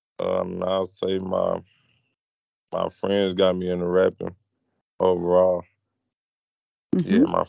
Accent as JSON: {"language": "English", "town": "Memphis", "region": "Tennessee", "country": "United States", "said": "I'm from Memphis, Tennessee, 18 years old."}